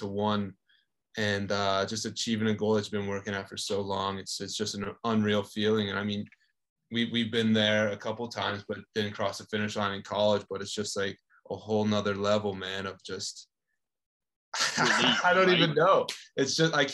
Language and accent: English; Canada; I'm from Canada